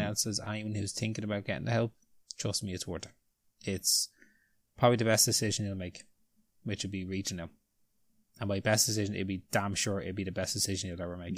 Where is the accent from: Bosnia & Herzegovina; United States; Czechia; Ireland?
Ireland; we're Irish